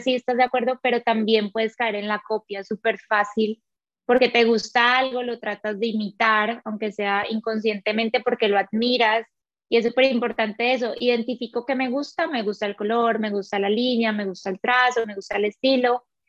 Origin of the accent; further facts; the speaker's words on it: Colombia; moved away as an adult; also born or lived in Quito, Ecuador; yo soy colombiana, pero trabajaba en Ecuador